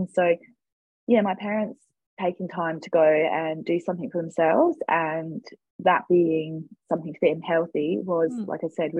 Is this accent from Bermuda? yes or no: no; Northampton, East Midlands, United Kingdom; moved away as an adult; now in Hobart, Australia; I actually grew up in England. I lived there for pretty much the first 20 years of my life. I grew up in Northampton, which is in the Midlands, so 50 miles north of London. Just me and my brother, my mum and dad, grew up in the countryside in a little village